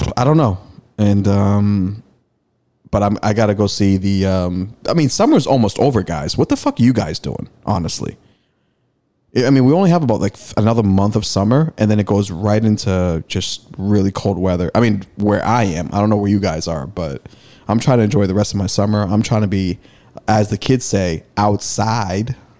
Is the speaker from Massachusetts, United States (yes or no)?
yes; Malden, Massachusetts, United States; me taking train rides to Madison Park High School from Malden during the summer when I played BNBL.